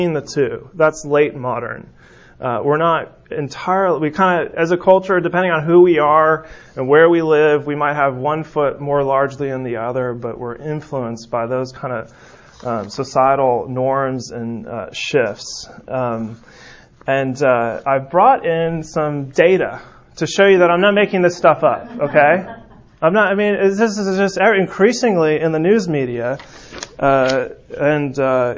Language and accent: English; San Francisco, California, United States; moved away; I'm from San Francisco